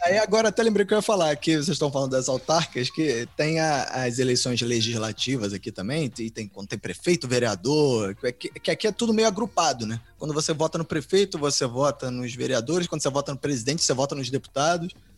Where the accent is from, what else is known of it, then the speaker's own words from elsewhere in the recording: Brazil; quando eu era criança é, no Brasil